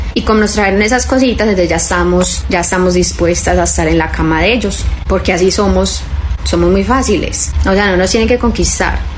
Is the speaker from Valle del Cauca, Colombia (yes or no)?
no; Antioquia, Colombia; soy colombiana, soy paisa